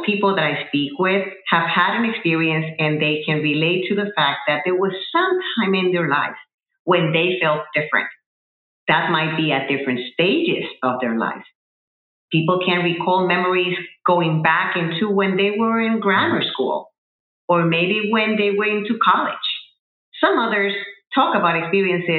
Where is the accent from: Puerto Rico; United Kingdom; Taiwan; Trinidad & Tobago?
Puerto Rico; moved away as an adult; also born or lived in New Jersey, United States; I relocated from Puerto Rico, where I am originally from, to the continental United States, to New Jersey